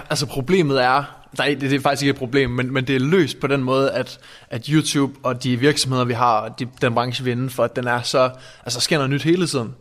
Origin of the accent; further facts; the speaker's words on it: Randers, Central Denmark Region, Denmark; also born or lived in Aabenraa; jeg kommer fra Randers